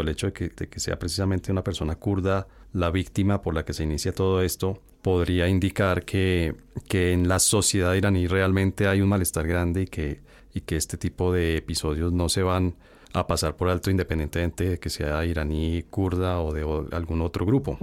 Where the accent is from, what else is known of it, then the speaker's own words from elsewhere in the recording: Colombia; Uno como colombiano